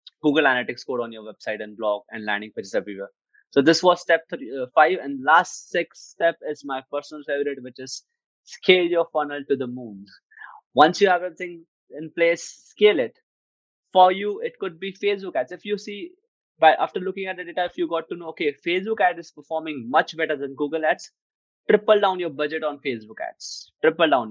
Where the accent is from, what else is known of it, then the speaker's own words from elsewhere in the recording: India; I'm from India